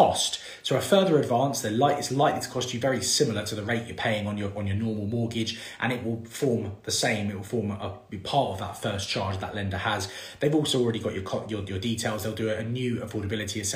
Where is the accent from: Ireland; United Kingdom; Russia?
United Kingdom; London; moved away; I'm obviously originally from London